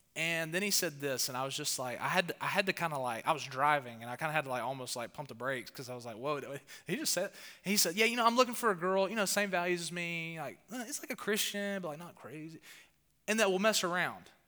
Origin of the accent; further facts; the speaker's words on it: the South, United States; accent: southern; my accent, my southern accent